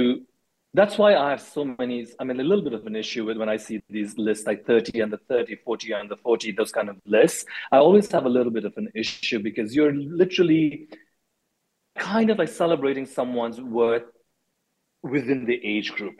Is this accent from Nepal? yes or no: yes; Nepal; also born or lived in India; now in United States; I grew up in Nepal and in India.